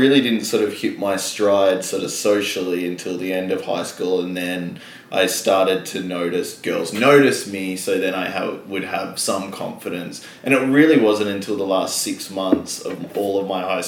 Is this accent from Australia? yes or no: yes; Perth, Western Australia, Australia; growing up in Perth, where, like, there's such a strong mining and resources thing